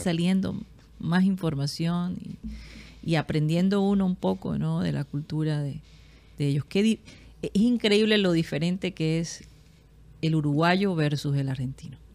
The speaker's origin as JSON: {"language": "Spanish", "town": "Barranquilla", "region": "Atlántico", "country": "Colombia", "tie": "born or raised there", "also_born_or_lived": "United States", "moved": "yes", "said": "Yo, yo en mi vida en Barranquilla, viviendo acá, sentí uno de niña"}